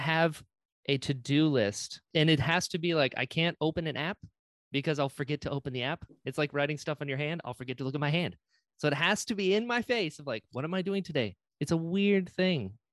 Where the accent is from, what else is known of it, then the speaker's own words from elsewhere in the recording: Florida, United States; I grew up in Florida